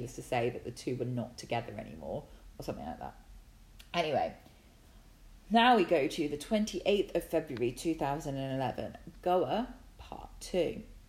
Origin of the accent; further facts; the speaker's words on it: England, United Kingdom; moved away; since I come from England